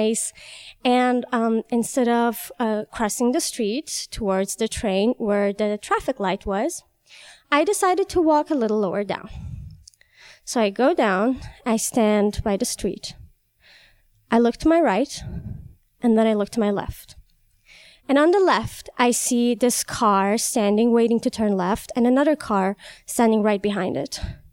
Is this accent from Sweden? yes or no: no; Tehran, Tehran Province, Iran; moved away as an adult; also born or lived in Chicago; now in United States; I am from Iran, Tehran, and I came here 3 years ago